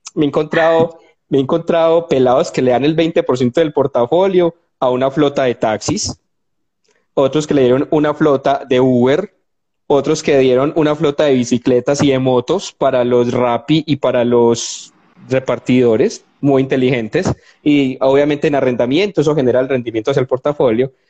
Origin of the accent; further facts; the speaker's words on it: Colombia; somos colombianos de a pie